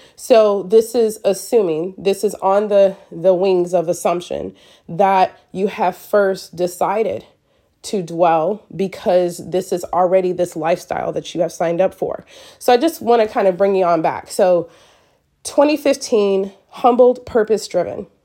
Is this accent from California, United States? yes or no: no; Michigan, United States; moved away; we're from Michigan